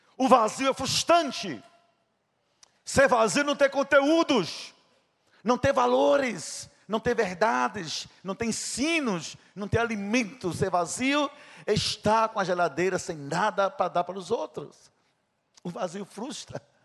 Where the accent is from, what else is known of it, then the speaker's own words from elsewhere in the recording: Princesa Isabel, Paraíba, Brazil; Era o sítio onde eu nasci